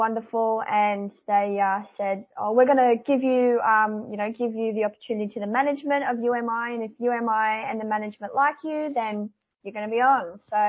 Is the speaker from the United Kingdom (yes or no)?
yes; Newcastle, North East England, United Kingdom; my hometown of Newcastle